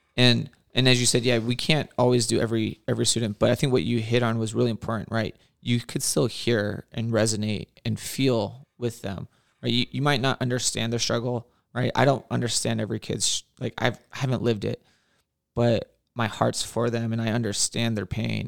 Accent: Whittier, California, United States; born and raised in Whittier

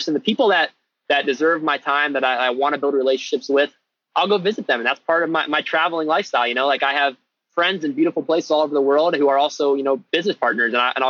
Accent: Ohio, United States; I'm from Ohio in the US, which is the middle part of the country

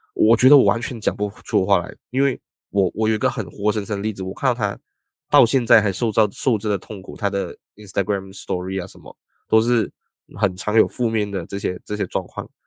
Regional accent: Malaysia; also born or lived in Taiwan; 作为马来西亚人

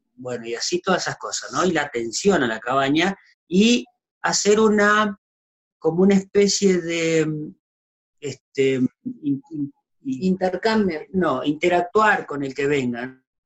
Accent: Diego de Alvear, Santa Fe, Argentina; moved away as an adult; also born or lived in Catamarca; now in Córdoba, Argentina; yo vivía en Diego de Alvear, provincia de Santa Fe

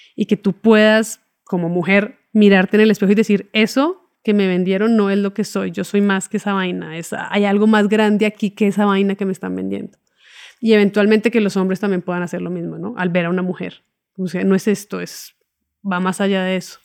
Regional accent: Bogotá, Colombia; moved away as an adult; also born or lived in Cuba / Buenos Aires, Argentina; yo me fui de, mm, de Bogotá a estudiar cine en Cuba

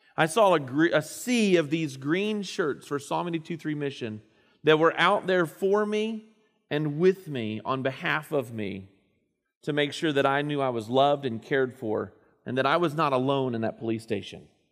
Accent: Indiana, United States; moved away; Up in my hometown area

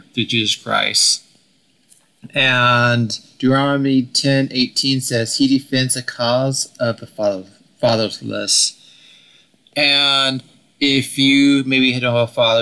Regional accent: Oregon, United States; I grew up in Oregon

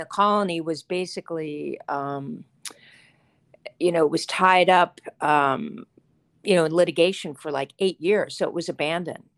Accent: Charleston, West Virginia, United States; I grew up in Charleston, West Virginia

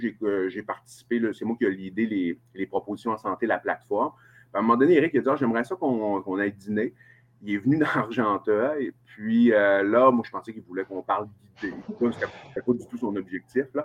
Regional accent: Chicoutimi, Quebec, Canada; accent: Saguenay-Lac-Saint-Jean; je suis né à Chicoutimi, je suis originaire de Chicoutimi

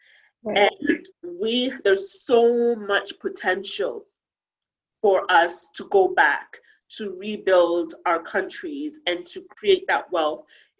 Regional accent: Ghana; moved away; when I was growing up in Ghana

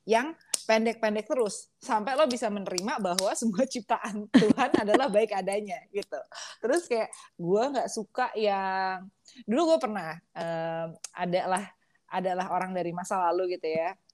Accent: Java, Indonesia; permisi gue orang Jawa nih coba kita kita tes

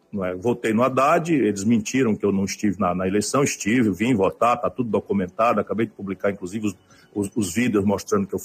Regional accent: Ceará, Brazil; eu conheço essa terra igualzinha à minha terra aqui. Né? E ninguém tem mais intimidade com a geografia humana, com a cultura, com com, com as, as, dificuldades e potenciais do Rio Grande do Norte do que um cearense aqui de vizinho

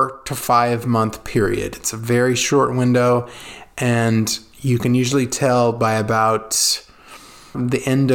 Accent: California, United States; moved away as an adult; now in Italy; growing up in California

